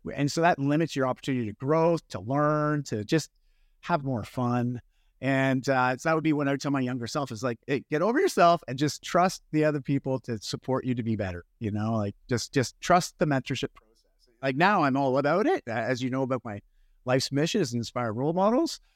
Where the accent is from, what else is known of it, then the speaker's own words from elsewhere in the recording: Canada; I'm Canadian. Don't worry about it if you get my accent there.